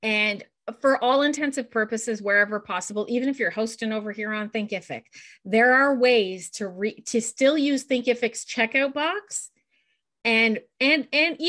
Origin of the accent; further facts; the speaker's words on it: Canada; I'm Canadian. I'm up here in the Canadian winter right now.